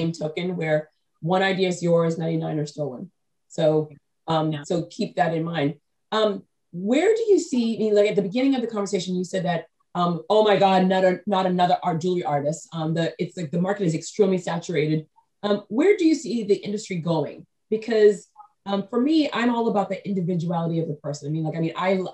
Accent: New England, United States; I grew up in New England, but 90% of my American relatives, I'm first generation born in America

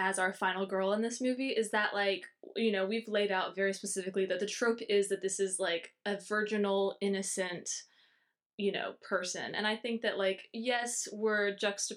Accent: Louisiana, United States; having grown up in Louisiana

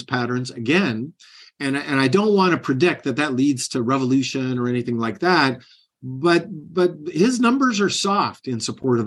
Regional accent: United States; I grew up on the Canadian border. They spoke the same language I did, almost with the same exact accent

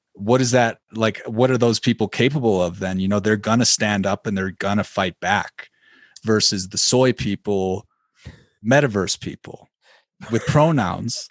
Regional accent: Illinois, United States; I'm from Illinois.

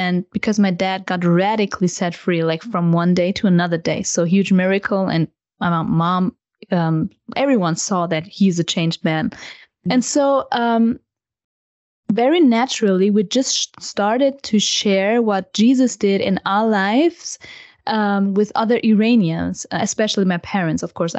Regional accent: Germany; and growing up in the German culture

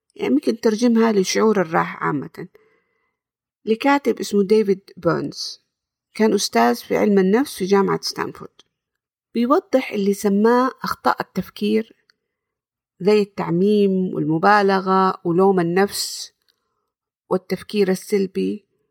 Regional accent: Jeddah, Makkah Province, Saudi Arabia; سعودية من جدة، زي ما هو واضح من لهجتي أظن.

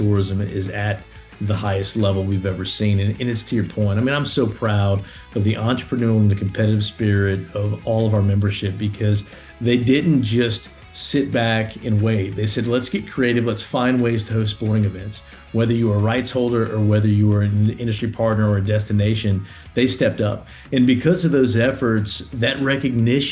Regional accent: Louisiana, United States; I'm born and raised in Louisiana.

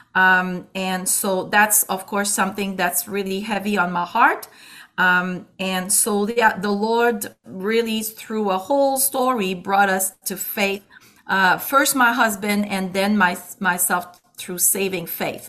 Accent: Quebec City, Quebec, Canada; accent: Quebec; moved away as an adult; now in Ontario, Canada; the accent is not because I come from Canada, it's because I come from Quebec and particularly from the uh, uh, the city of Quebec City

